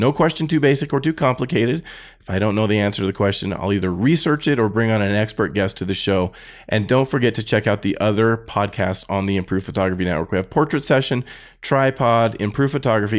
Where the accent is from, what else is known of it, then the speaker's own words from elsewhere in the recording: United States; I'm an American